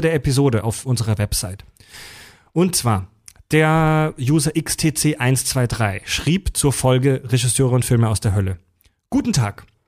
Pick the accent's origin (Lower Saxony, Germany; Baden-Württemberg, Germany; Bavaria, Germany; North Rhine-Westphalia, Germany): Baden-Württemberg, Germany; Kieselbronn; moved away as an adult; also born or lived in Mühlacker; now in Hamburg, Germany; Ich bin geboren in Müllacker, also ich bin gebürtig offiziell Schwabe, bin halt zwar aufgewachsen in der Nähe von Pforzheim in Kieselbronn. Also ich bin eigentlich ein Badener.